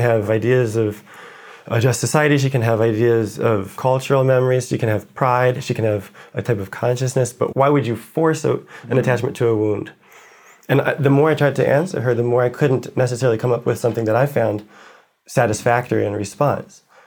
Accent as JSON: {"language": "English", "country": "United States", "moved": "as an adult", "lives_now": "Paris, France", "said": "I'm American"}